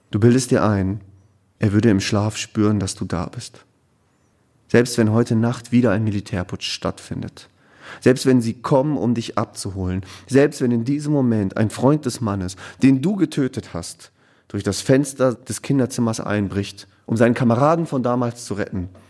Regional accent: Ruhr area, North Rhine-Westphalia, Germany; ich bin im Ruhrgebiet groß geworden

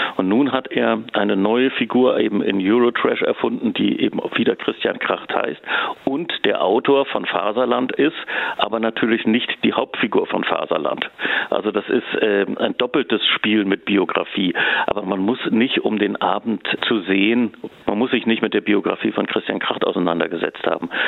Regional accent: Hamburg, Germany; also born or lived in Zurich, Switzerland; now in Freiburg, Germany; Also ich komme eigentlich ja ursprünglich aus Hamburg, habe aber auch viele Jahre in der Schweiz und in Zürich gelebt

